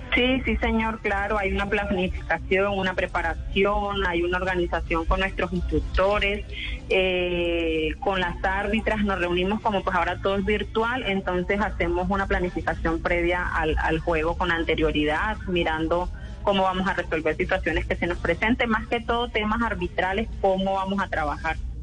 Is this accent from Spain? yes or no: no; Santa Marta, Magdalena, Colombia; moved away as an adult; now in Cúcuta, Colombia; yo soy de Santa Marta, toda mi vida nací en Santa Marta, eh, nací, viví, crecí en Santa Marta